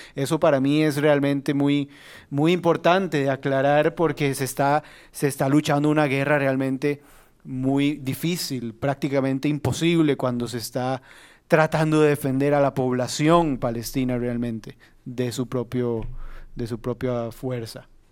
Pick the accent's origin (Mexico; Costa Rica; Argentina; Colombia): Costa Rica; como costarricenses